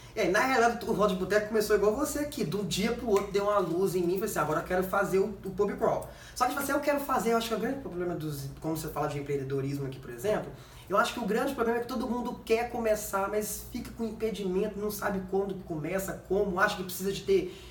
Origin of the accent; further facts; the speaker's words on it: Vitória, Espírito Santo, Brazil; also born or lived in Belo Horizonte / Curitiba; eu sou de Vitória